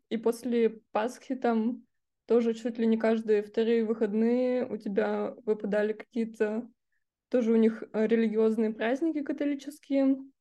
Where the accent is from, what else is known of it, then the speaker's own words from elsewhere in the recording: Russia; я из России